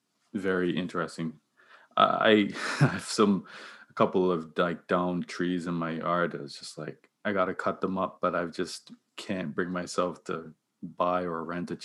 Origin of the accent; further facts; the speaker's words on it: Bermuda; now in Nova Scotia, Canada; I'm from Bermuda, and we have this Bermuda cedar that's endemic to the land.